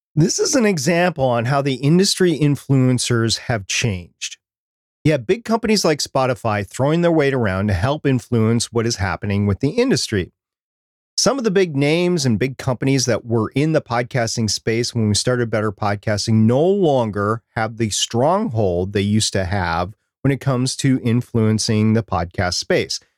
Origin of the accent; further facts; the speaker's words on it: Minnesota, United States; I'm from Minnesota.